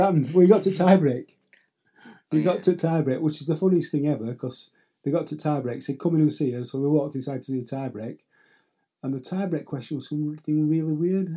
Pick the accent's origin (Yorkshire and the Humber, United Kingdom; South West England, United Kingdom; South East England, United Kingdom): Yorkshire and the Humber, United Kingdom; now in Caleta de Fuste, Spain; I'm from Yorkshire